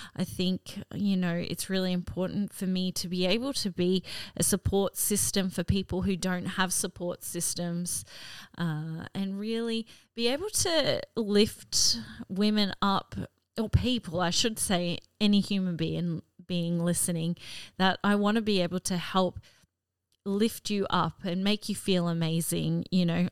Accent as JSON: {"language": "English", "town": "Cairns", "region": "Queensland", "country": "Australia", "tie": "born or raised there", "also_born_or_lived": "Gladstone, Queensland", "said": "I grew up in Cairns, far north Queensland"}